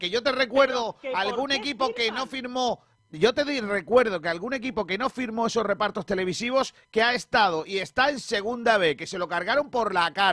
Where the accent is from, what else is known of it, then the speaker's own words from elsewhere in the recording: Spain; creo que los que no somos de Madrid, Barcelona y del Athletic, en el caso de que somos eh, los españoles